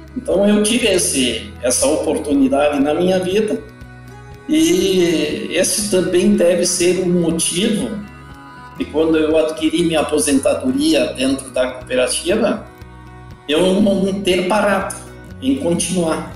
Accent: Não-Me-Toque, Rio Grande do Sul, Brazil; eu nasci no interior do Brasil, interior do Rio Grande do Sul, no interior da cidade de Nometoque. Então eu sou filho de pequenos produtores

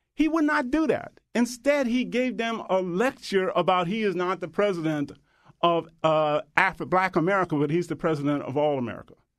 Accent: the Jim Crow South, United States; I grew up in the Jim Crow South

